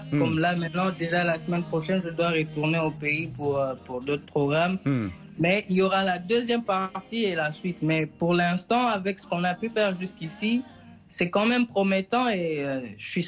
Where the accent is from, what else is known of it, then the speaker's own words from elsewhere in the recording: North Kivu, DR Congo; Vous savez, chez nous, chez nous, à, chez nous au Nord Kivu, c'est quand même pas bien de le dire ainsi, mais c'est une vérité.